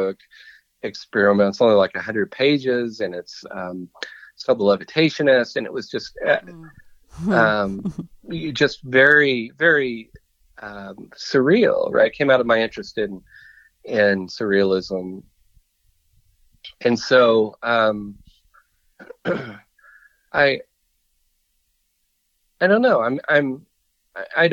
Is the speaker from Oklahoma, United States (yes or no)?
yes; Oklahoma, United States; I'm from Oklahoma